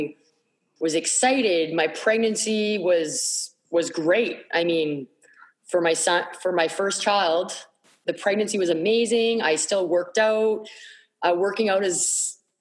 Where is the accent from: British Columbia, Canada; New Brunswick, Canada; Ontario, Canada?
New Brunswick, Canada; Moncton; moved away as an adult; also born or lived in Calgary, Alberta, Canada; I was raised in Moncton, New Brunswick, Canada.